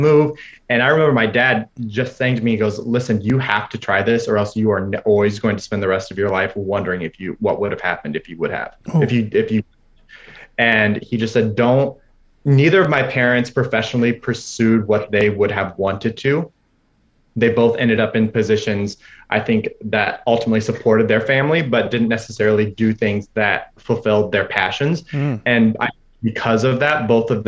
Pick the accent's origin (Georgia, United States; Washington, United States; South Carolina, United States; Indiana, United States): Indiana, United States; moved away as an adult; coming from small town Indiana, less than 10,000 people in my hometown